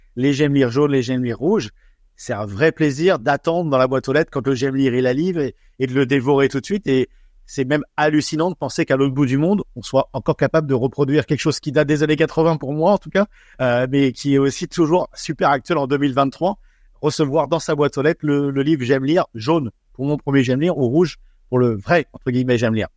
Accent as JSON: {"language": "French", "country": "France", "moved": "yes", "lives_now": "Australia"}